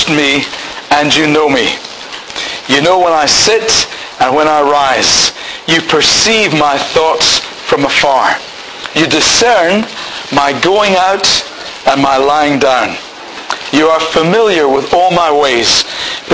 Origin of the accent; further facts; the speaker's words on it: Scotland, United Kingdom; I'm married to Pam. I'm Scottish.